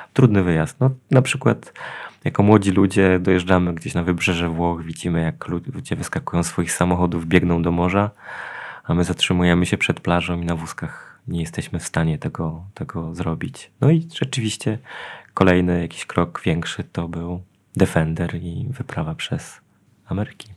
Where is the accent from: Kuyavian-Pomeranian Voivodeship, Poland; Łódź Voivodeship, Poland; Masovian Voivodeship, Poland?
Kuyavian-Pomeranian Voivodeship, Poland; Janowiec Wielkopolski; also born or lived in Poznań; w Janowcu, czyli tam, gdzie, gdzie mieszkam, gdzie jest moje rodzinne miasto